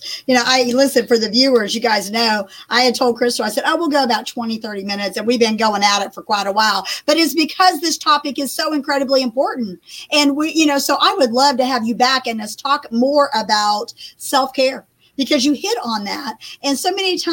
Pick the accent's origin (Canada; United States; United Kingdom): United States; Beech Grove, Indiana; now in Beech Grove, Tennessee, United States; I grew up in Beech Grove, Indiana, and I live in Beech Grove, Tennessee.